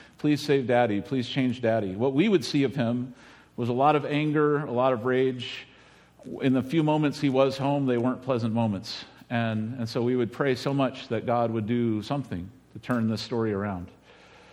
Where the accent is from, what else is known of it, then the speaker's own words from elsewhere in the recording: United States; this is where I grew up in Medina County